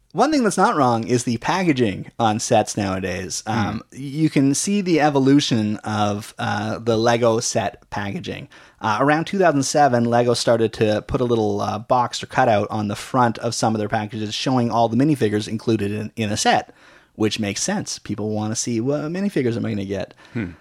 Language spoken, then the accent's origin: English; Canada; we're Canadian